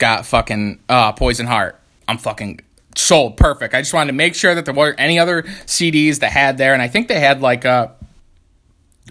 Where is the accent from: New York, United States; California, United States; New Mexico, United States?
New York, United States; Canastota; obviously we grew up in Canastota. It's like Canastota Chittenango area, so it's like 25 minutes outside of the city.